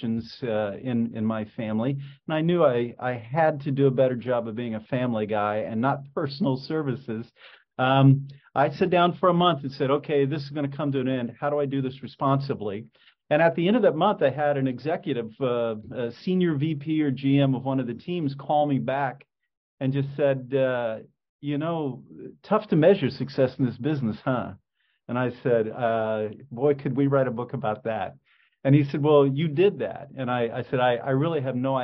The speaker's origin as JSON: {"language": "English", "town": "Indianapolis", "region": "Indiana", "country": "United States", "tie": "born or raised there", "said": "I grew up in Indianapolis"}